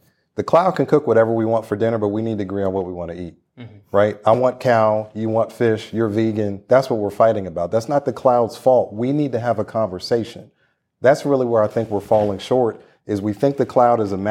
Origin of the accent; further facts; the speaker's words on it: Charlotte, North Carolina, United States; I'm from Charlotte, so I say season, not old